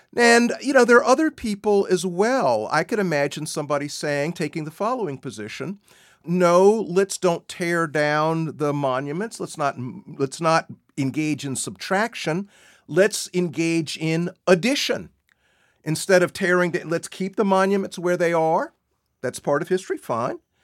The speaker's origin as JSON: {"language": "English", "region": "South Carolina", "country": "United States", "tie": "born or raised there", "said": "my home state of South Carolina."}